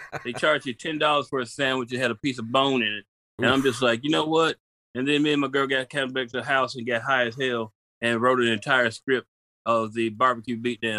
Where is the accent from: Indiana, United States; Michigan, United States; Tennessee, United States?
Tennessee, United States; Memphis; I'm from Memphis, man.